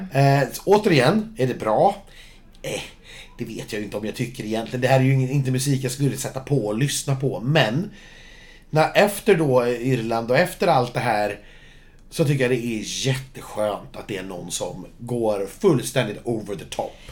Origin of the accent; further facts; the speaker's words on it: Sweden; jag som svensk